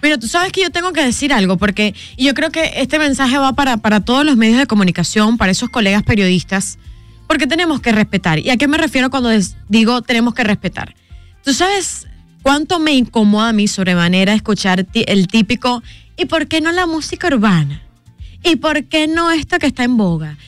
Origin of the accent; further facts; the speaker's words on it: Venezuela; now in Dominican Republic; como venezolana, lo vivo